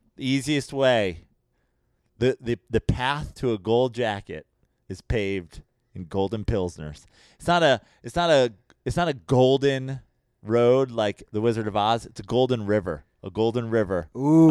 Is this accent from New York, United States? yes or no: yes; New York, United States; I'm from New York